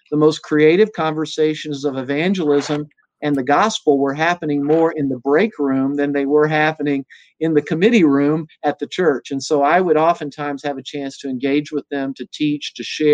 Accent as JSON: {"language": "English", "region": "the South", "country": "United States", "tie": "born or raised there", "moved": "as an adult", "lives_now": "Chicago, United States", "said": "They know that I grew up in the South"}